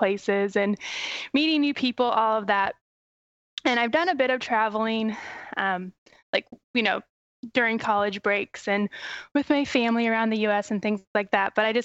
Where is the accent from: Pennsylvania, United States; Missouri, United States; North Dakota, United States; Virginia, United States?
Missouri, United States; moved away; also born or lived in New York; my home state, which is Missouri